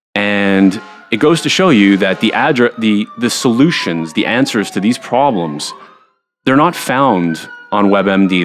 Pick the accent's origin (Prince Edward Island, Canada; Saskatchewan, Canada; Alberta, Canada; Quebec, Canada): Quebec, Canada; Montreal; I was a pretty normal kid growing up in Montreal